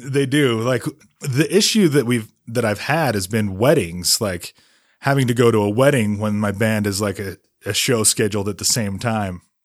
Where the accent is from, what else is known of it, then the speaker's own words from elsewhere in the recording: Holladay, Utah, United States; also born or lived in Ohio / Vermont; I grew up in Holiday, went to Olympus High School, and that's still live in that same area